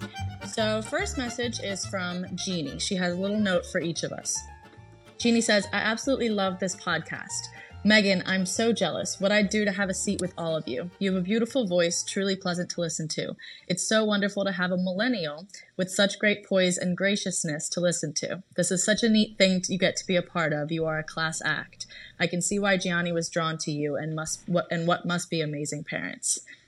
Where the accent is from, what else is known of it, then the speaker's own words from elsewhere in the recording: Gravesend, South East England, United Kingdom; I'm from Gravesend, UK, which is a small town on the outskirts of Southeast London